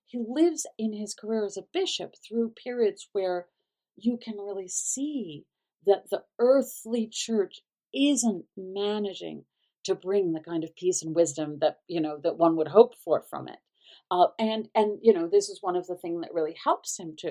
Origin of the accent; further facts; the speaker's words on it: the South, United States; as a Southerner